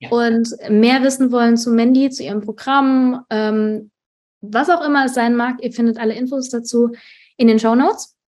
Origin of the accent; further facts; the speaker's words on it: Germany; ähm, also ich, ich persönlich bin geboren und aufgewachsen in Deutschland.